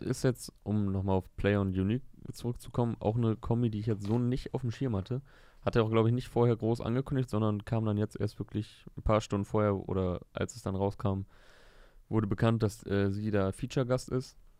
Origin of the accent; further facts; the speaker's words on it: Osnabrück, Lower Saxony, Germany; ich komme ja aus Osnabrück, ist ja Niedersachsen